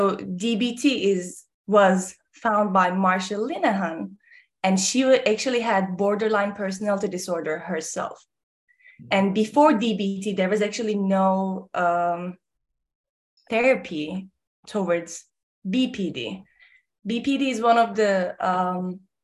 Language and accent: English; Ankara, Turkey; moved away as an adult; also born or lived in South Texas; now in Texas, United States; I'm from Ankara, Turkey, born and raised in Turkey up until 18 years old, and then came to South Texas to play basketball. Then got married and stayed